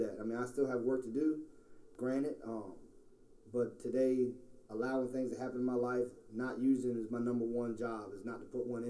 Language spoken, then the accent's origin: English; Portsmouth, Virginia, United States; moved away as an adult; now in Richmond, United States; I'm not originally from Richmond. I'm from Tidewater area, Portsmouth, Virginia